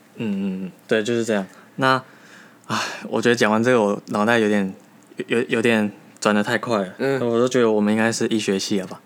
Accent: Taiwan; 我们台湾人大部分

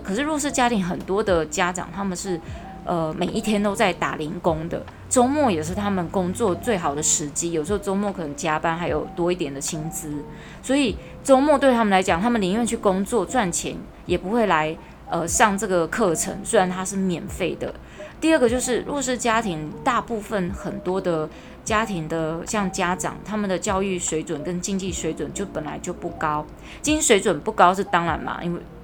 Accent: Taiwan; 我们台湾人

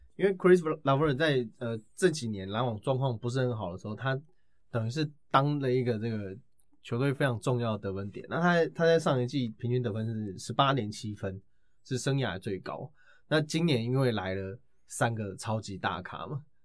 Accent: Taiwan; 我是台湾的

